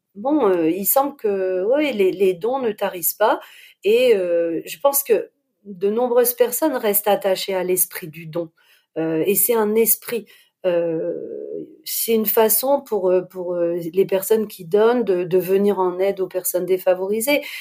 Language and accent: French; Lille, Hauts-de-France, France; je suis lilloise